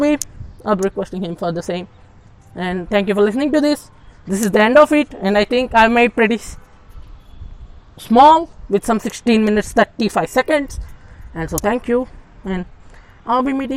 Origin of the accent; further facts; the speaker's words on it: India; How we Indians feel about Pakistan